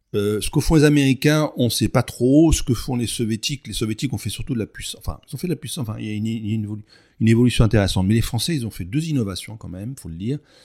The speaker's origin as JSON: {"language": "French", "region": "Provence-Alpes-Côte d'Azur", "country": "France", "said": "je suis provençal"}